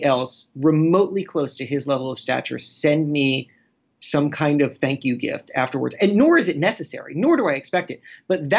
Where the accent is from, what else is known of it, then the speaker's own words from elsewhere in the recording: Florida, United States; I grew up in Florida